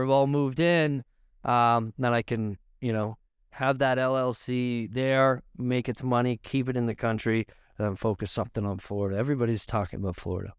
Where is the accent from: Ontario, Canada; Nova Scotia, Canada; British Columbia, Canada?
Ontario, Canada; Niagara; I'm from Niagara. I'm from wine country.